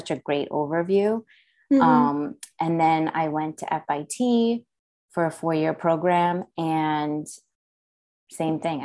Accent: Vancouver, British Columbia, Canada; moved away as an adult; now in New York, United States; I'm from Vancouver, actually

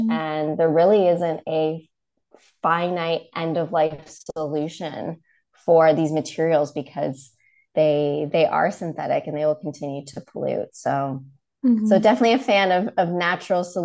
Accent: Toronto, Ontario, Canada; also born or lived in London / Copenhagen; now in United States; I'm originally from Toronto

